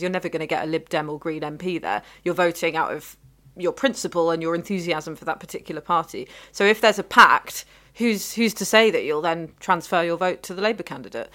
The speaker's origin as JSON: {"language": "English", "region": "London", "country": "United Kingdom", "tie": "born or raised there", "said": "I was born in London."}